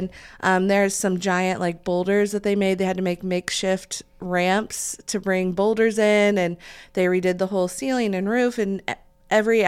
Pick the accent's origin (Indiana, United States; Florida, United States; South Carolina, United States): Indiana, United States; Muncie; I grew up in Muncie.